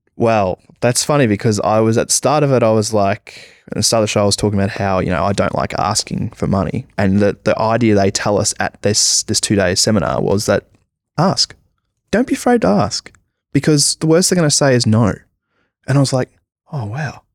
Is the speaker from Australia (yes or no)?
yes; Australia; being an Australian comic book artist